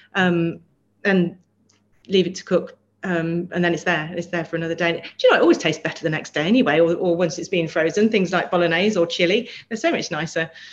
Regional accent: Melton Mowbray, East Midlands, United Kingdom; now in London, United Kingdom; I grew up in Melton Mowbray, so I'm from the land of pork pie

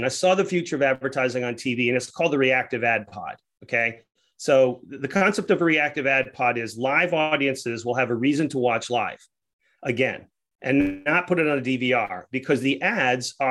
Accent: Rhode Island, United States; moved away; also born or lived in Atlanta; I'm a kid from Rhode Island

